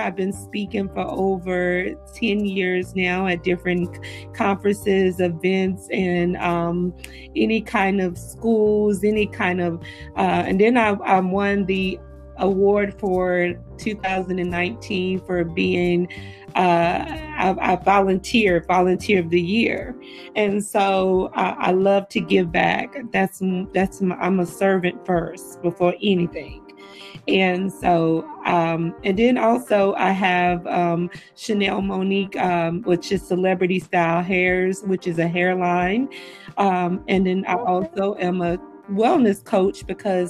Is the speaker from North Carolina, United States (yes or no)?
yes; Raleigh, North Carolina, United States; moved away as an adult; also born or lived in Chapel Hill, North Carolina; now in Virginia, United States; I am originally from Raleigh, North Carolina, well, Chapel Hill, Raleigh, North Carolina. I moved to Virginia almost 4 years ago